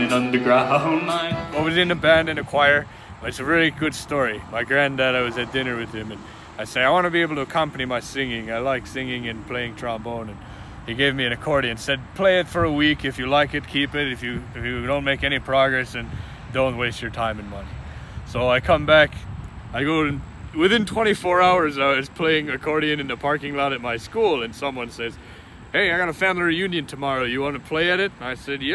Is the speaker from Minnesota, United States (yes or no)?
yes; Palo, Minnesota, United States; I'm from Palo, Minnesota. It's about an hour north of Duluth